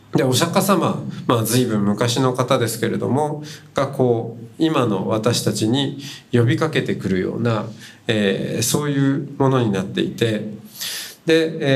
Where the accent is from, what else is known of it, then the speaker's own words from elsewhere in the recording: Hokkaido, Japan; 家がお寺ではない北海道出身なんですけど